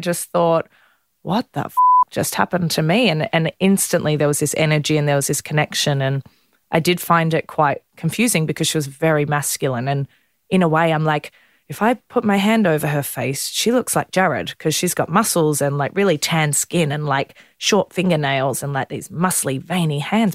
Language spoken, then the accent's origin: English; Melbourne, Victoria, Australia; I grew up in Melbourne